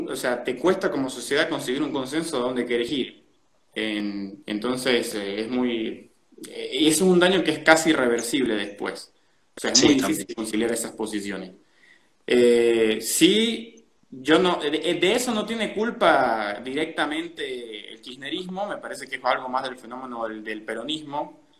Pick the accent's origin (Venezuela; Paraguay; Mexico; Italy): Venezuela; now in Buenos Aires, Argentina; los venezolanos podríamos aprender